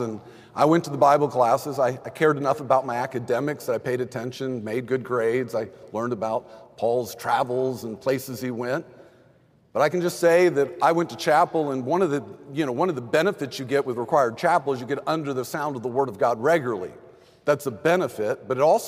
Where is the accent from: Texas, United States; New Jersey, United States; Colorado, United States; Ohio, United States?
Texas, United States; I grew up in Texas